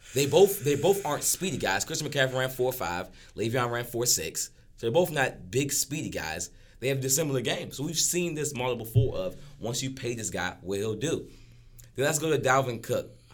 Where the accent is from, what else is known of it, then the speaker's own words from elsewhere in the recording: Washington, District of Columbia, United States; I'm from Washington, D C.